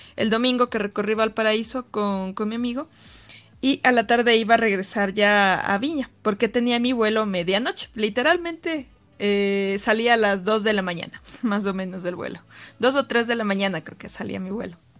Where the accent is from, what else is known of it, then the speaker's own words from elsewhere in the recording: Ecuador; de Ecuador